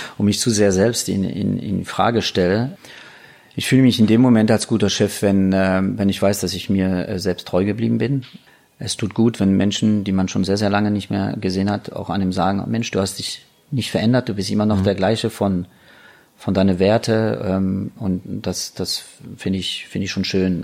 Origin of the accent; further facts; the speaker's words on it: France; moved away; als Franzose